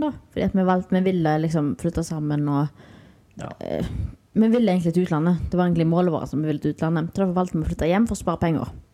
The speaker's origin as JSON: {"language": "Norwegian", "town": "Haugesund", "region": "Rogaland", "country": "Norway", "moved": "as an adult", "lives_now": "Spain", "said": "hjemme i Haugesund"}